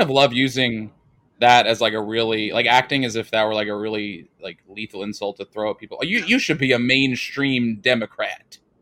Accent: New York City, New York, United States; I'm from the Northeast. I'm from New York City

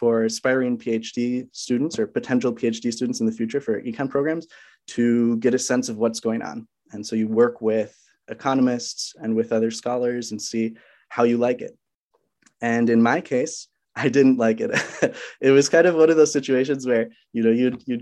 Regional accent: Minnesota, United States; also born or lived in Walla Walla, Washington; I'm from Minnesota

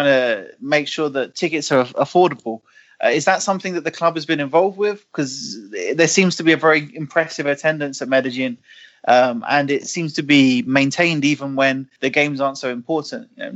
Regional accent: England, United Kingdom; I'm from England

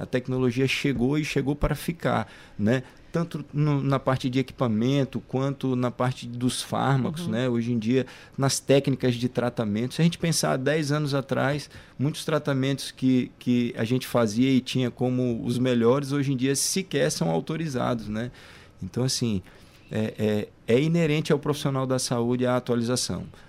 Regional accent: Goiânia, Goiás, Brazil; now in São Luís, Brazil; Eu sou goiano, né? Nasci em Goiânia, em Goiás, mas já moro aqui no Maranhão há mais de 20 anos

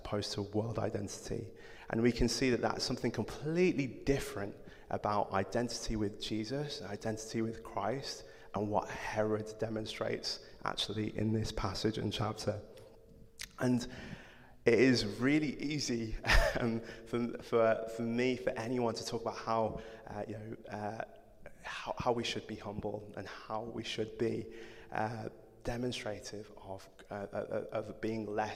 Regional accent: Codsall, West Midlands, United Kingdom; accent: yam yam; also born or lived in Nottingham; I grew up in Codsall, which is a village, a really nice village outside of Wolverhampton

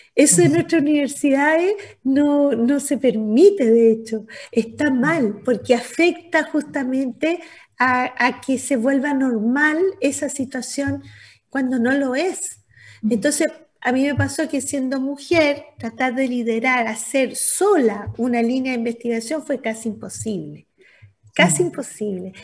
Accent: Antofagasta, Chile; Yo soy antofagastina

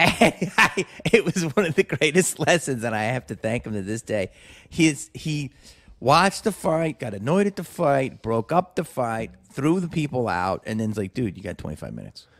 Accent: Philadelphia, Pennsylvania, United States; I grew up in Philly

